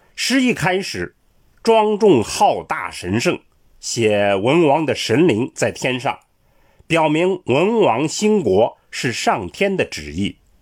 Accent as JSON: {"language": "Chinese", "country": "China", "said": "我们中国人"}